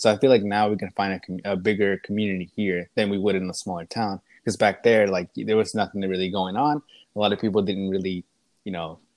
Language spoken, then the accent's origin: English; Lufkin, Texas, United States; I'm from Lufkin, from? a small town. Me and Tyson are both like neighboring towns, so we we grew up.